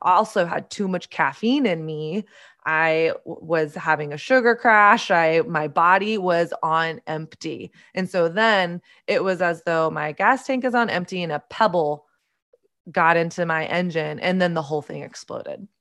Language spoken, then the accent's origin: English; the South, United States; I grew up in Southern conservative evangelical culture